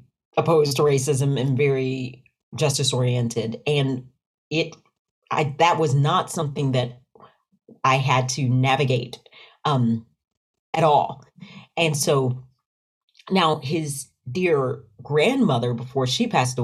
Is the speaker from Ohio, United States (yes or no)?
no; Knoxville, Tennessee, United States; also born or lived in Rocky Mount, North Carolina / near Nashville, Tennessee; Born in Rocky Mount, North Carolina, but raised in Knoxville, Tennessee